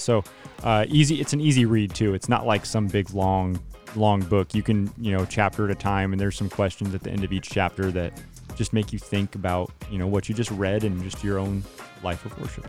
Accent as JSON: {"language": "English", "town": "Turlock", "region": "California", "country": "United States", "tie": "born or raised there", "said": "I grew up with in Turlock"}